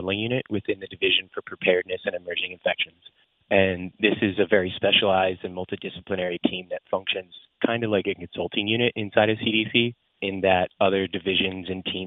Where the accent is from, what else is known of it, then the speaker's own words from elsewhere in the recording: New Jersey, United States; now in Atlanta, United States; I've played since I was a kid growing up in New Jersey